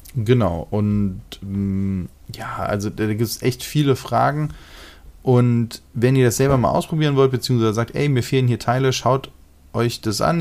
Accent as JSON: {"language": "German", "country": "Germany", "said": "Bei uns in Deutschland"}